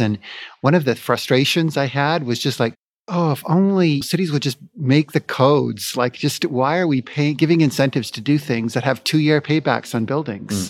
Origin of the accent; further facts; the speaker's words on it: Vancouver, British Columbia, Canada; moved away as an adult; now in Phoenix, United States; I've been born and raised in Vancouver